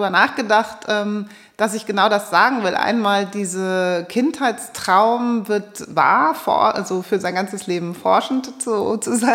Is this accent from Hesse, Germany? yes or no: yes; Hesse, Germany; wie komme ich äh, als Hessin, wie komme ich da raus und fahre um die Meere?